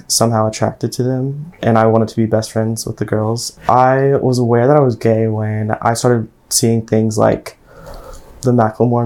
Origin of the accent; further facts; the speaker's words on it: Maryville, Tennessee, United States; also born or lived in Knoxville, Tennessee; I was born in Knoxville, Tennessee, and I was raised in Maryville, Tennessee